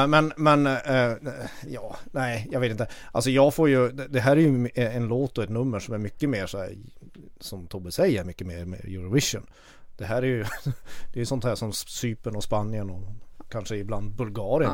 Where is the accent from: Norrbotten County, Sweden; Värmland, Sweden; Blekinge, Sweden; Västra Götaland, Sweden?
Norrbotten County, Sweden; Kiruna; now in Stockholm, Sweden; jag kommer från Kiruna. Jag är uppvuxen med urfäderna till den här förbannade epadunken